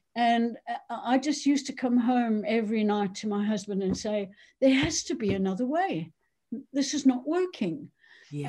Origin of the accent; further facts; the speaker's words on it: South Africa; moved away as an adult; also born or lived in Cheshire, United Kingdom; now in United Kingdom; I'm South African born. Um, I grew up there, went to university, became a doctor